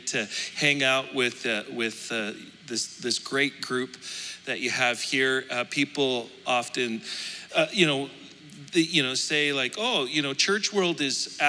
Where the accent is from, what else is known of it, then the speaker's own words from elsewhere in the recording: Alberta, Canada; I'm from Alberta.